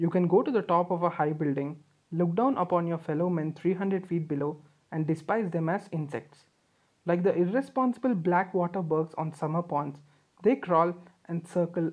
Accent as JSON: {"language": "English", "country": "India", "said": "being Indian kids"}